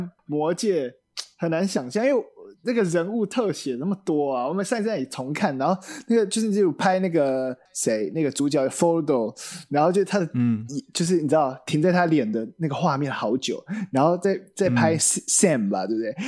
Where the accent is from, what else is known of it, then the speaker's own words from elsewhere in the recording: Taiwan; first language Mandarin Chinese; 像我爸妈他们都会很会讲台语，那我就是很少讲台语